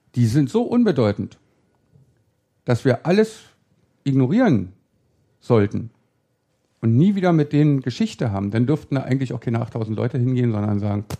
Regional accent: Berlin, Germany; da, wo ich im Friedrichshain aufgewachsen bin

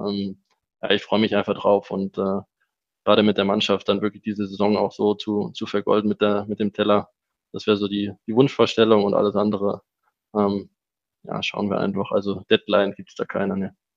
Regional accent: Germany; moved away as an adult; also born or lived in Switzerland; now in Salzburg, Austria; Ich bin ja aufgewachsen in Deutschland

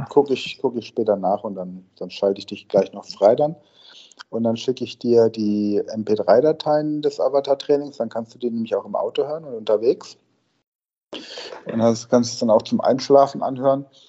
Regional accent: near Karlsruhe, Rhineland-Palatinate, Germany; da, wo ich aufgewachsen bin, in, in, in der Pfalz, in der Nähe von äh, Karlsruhe, also drüben auf der anderen Rheinseite

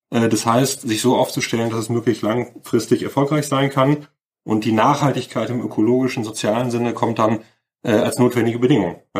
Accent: Cologne, North Rhine-Westphalia, Germany; Ich bin äh, aufgewachsen, groß geworden in Köln

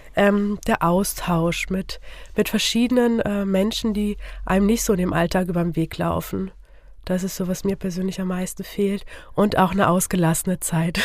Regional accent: Fulda, Hesse, Germany; Ich bin geboren und aufgewachsen hier in Fulda.

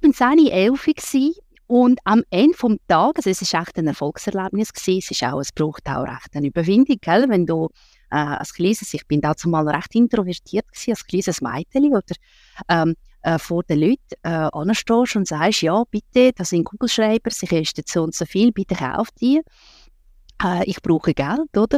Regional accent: Russia; now in Switzerland; dazu mal habe ich in Russland gelebt

